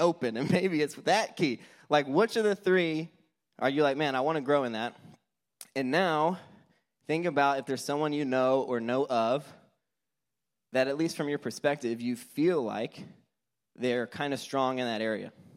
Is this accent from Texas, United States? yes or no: yes; Houston, Texas, United States; I'm from Houston